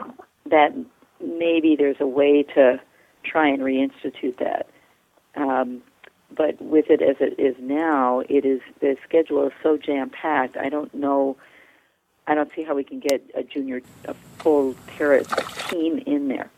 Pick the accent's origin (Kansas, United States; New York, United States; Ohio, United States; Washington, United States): New York, United States; outside of Manhattan; moved away; I grew up outside of Manhattan